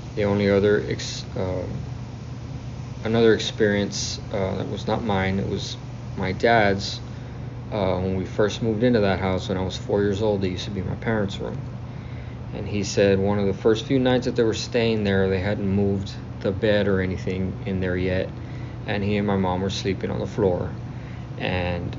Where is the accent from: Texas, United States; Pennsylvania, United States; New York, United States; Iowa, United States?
Texas, United States; South; I'm from South Texas